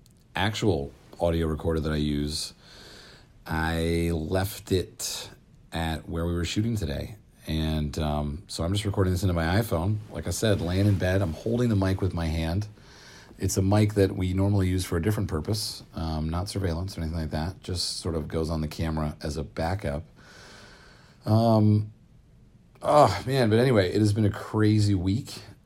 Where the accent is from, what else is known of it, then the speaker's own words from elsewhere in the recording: New Jersey, United States; now in Los Angeles, United States; growing up in New Jersey